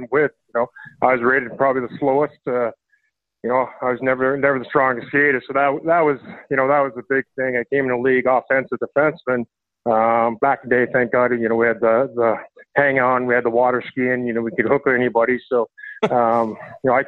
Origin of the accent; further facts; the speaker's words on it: Saskatoon, Saskatchewan, Canada; I was from Saskatoon